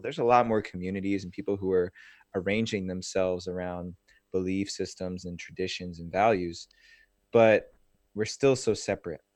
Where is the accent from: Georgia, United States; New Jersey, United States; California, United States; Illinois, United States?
New Jersey, United States; I grew up in New Jersey